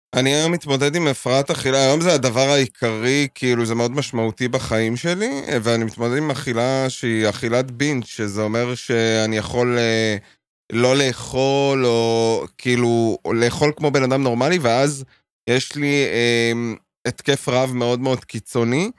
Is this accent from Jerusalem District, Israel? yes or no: yes; Jerusalem, Jerusalem District, Israel; now in Tel Aviv, Israel; גדלתי בקטמון, בירושלים